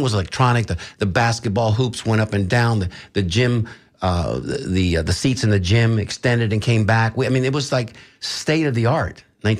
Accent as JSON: {"language": "English", "town": "Tampa", "region": "Florida", "country": "United States", "tie": "born or raised there", "said": "My father in 28. I was born in 58 and my son in 83. So that's four generations here, born and raised in Tampa."}